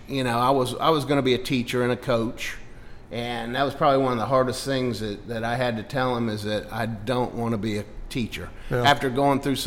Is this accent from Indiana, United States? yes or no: yes; northern Indiana, United States; moved away as an adult; also born or lived in Augusta, Georgia; In high school at Penn High School up in northern Indiana.